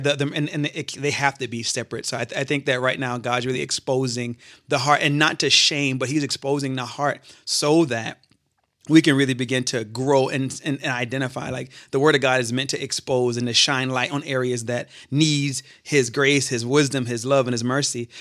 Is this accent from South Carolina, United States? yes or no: yes; Charleston, South Carolina, United States; moved away as an adult; now in Grand Rapids, United States; I'm originally from Charleston, South Carolina. I moved to Grand Rapids about eight years ago